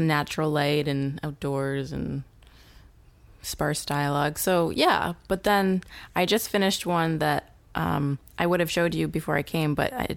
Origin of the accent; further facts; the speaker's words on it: New Hampshire, United States; I was raised by wolves in New Hampshire.